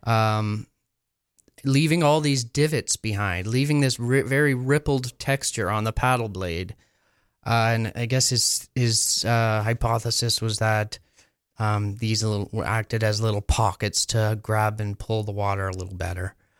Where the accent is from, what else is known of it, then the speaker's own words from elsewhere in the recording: Sprucedale, Ontario, Canada; also born or lived in Quebec / California; I grew up in Sprucedale